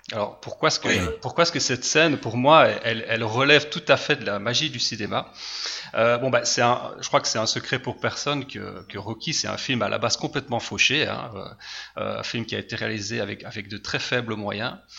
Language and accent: French; Liège region, Wallonia, Belgium; je suis de Belgique, je suis belge, région de Liège